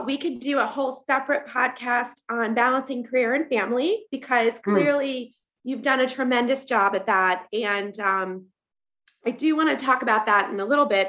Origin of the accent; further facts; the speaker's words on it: Columbus, Ohio, United States; I grew up in Columbus, Ohio. So I love that you live there.